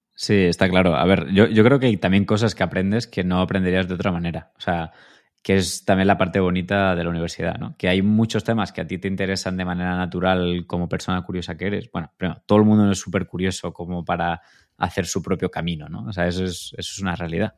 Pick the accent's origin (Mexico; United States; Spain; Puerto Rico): Spain; Granada, Andalusia; moved away as an adult; also born or lived in Madrid; yo soy de Granada